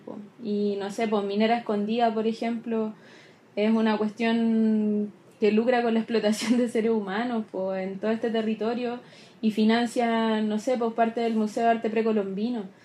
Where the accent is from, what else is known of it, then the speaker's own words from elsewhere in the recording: Chile; como chilenos